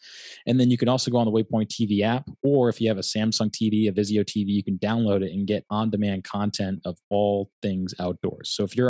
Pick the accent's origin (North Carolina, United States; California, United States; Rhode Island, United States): Rhode Island, United States; North Kingstown; I'm from Rhode Island, a small town called North Kingstown, right outside of Wickford.